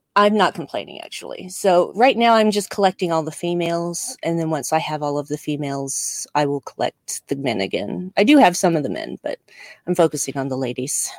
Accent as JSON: {"language": "English", "country": "United States", "accent": "American", "said": "my American accent"}